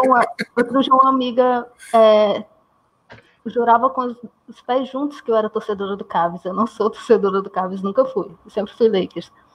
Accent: interior of Maranhão, Brazil; eu sou do Maranhão, do interior do Maranhão, então aqui é meio afastado

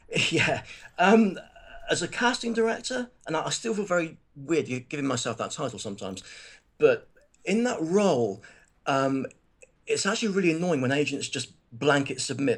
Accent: Plymouth, South West England, United Kingdom; I'm from Plymouth, which is a, you know, primarily a naval town.

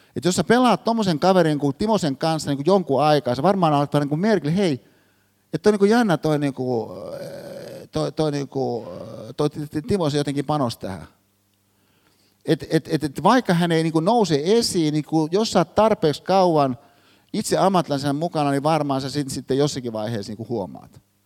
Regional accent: Hyvinkää, Uusimaa, Finland; Hyvinkäällä, mistä mä oon kotoisin

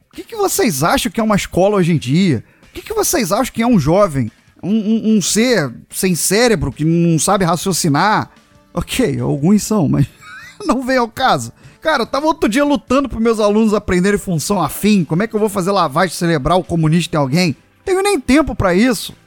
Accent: Brazil; somos brasileiros

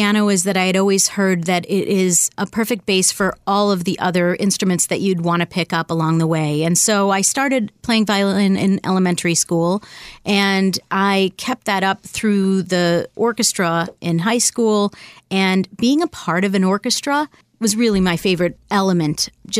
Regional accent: Buffalo, New York, United States; moved away as an adult; also born or lived in Washington, D.C.; now in Boston, United States; I was born in D.C., but I grew up in Buffalo

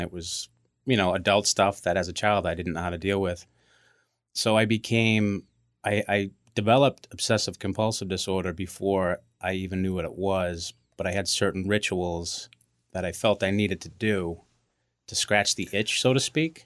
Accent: Braintree, Massachusetts, United States; We grew up in Braintree.

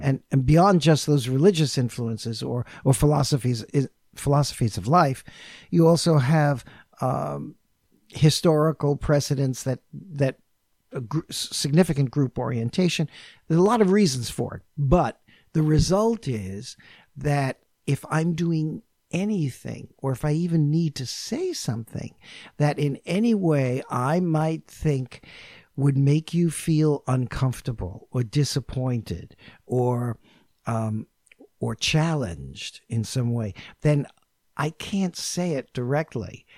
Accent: New York, United States; first language English; I'm from New York

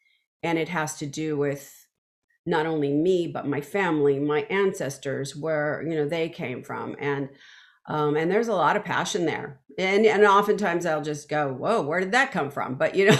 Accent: Los Angeles, California, United States; Yes, I grew up in Los Angeles, and my family had a little tiny record shop, one of the first Spanish language, you know, family owned record shops on the border of Venice

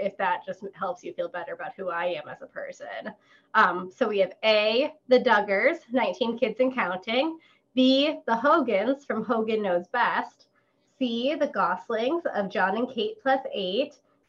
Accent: St. Paul, Minnesota, United States; I am from St. Paul, where … is from that area, too.

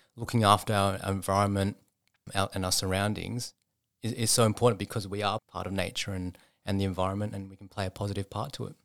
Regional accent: Sydney, New South Wales, Australia; I was, um, raised in a suburb called Epping, up in the northwest of Sydney

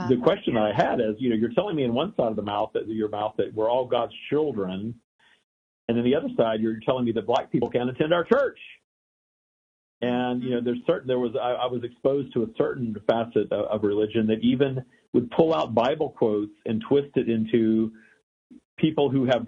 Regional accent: Louisiana, United States; also born or lived in Texas; I grew up in the South. I was born in Texas. I grew up in Louisiana

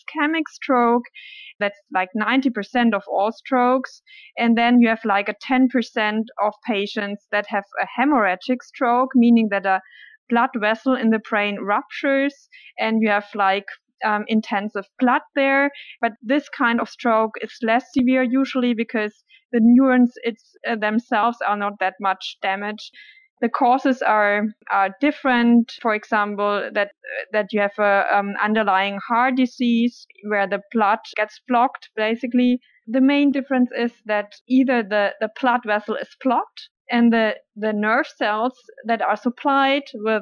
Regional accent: Germany; I'm from Germany. I grew up in Germany

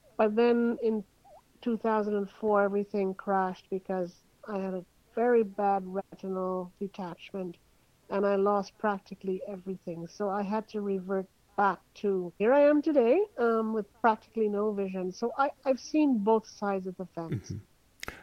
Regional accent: Montreal, Quebec, Canada; moved away as an adult; now in Toronto, Canada; I am Canadian. I uh, grew up in Montreal, Canada. Quite a few years ago, I moved to Toronto because of the job market

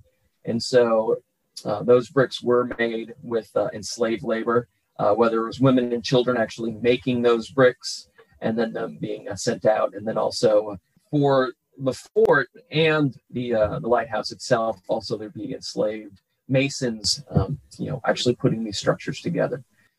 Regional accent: Hull, Massachusetts, United States; moved away as an adult; now in Georgia, United States; So I'm originally from Hull, Massachusetts, born and raised on the Boston Harbor Island.

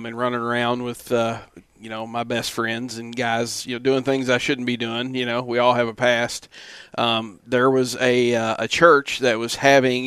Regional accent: Kentucky, United States; now in Florida, United States; I'm from Kentucky. Been in Florida since 2004

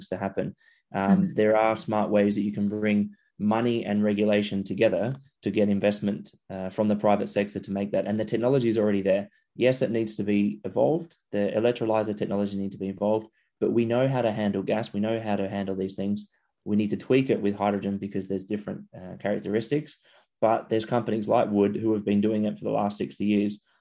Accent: Adelaide, South Australia, Australia; my hometown of Adelaide

